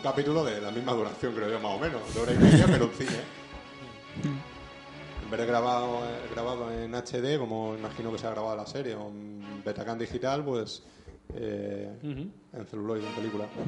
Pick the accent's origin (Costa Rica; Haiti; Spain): Spain; somos españoles